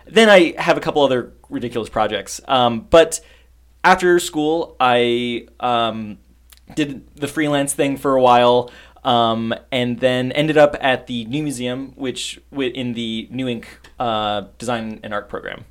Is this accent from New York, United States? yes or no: yes; New York City, New York, United States; I am from New York. I uh, grew up in Long Island, Queens